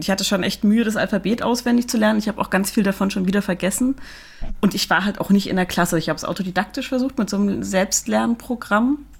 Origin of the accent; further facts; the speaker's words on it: East Germany, Germany; Also, weil ich komme ja nun mal aus Ostdeutschland, ne? Ich habe ja so ein bisschen äh, Verknüpfungen Richtung Russland und ich habe mal versucht, Russisch zu lernen.